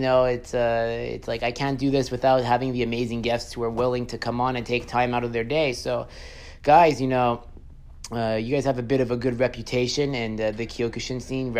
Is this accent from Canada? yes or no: yes; Beaconsfield, Quebec, Canada; also born or lived in Montreal; I used to live in the West Island, actually. I grew up in Beaconsfield.